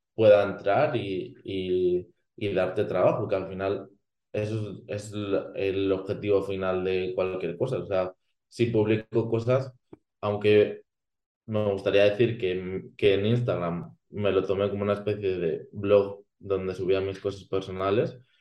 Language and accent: Spanish; Spain; que conozco la cultura de, mi país